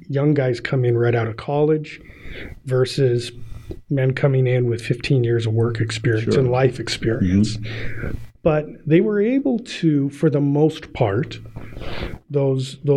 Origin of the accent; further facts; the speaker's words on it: Spokane, Washington, United States; I grew up right by Gonzaga Prep. I grew up in St. Francis Xavier mm-hmm. Parish